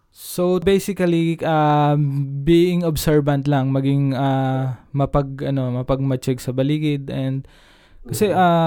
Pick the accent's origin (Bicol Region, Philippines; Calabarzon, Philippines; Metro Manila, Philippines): Calabarzon, Philippines